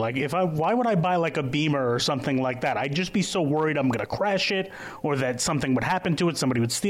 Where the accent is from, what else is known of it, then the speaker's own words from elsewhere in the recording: New York City, New York, United States; I'm from Queens.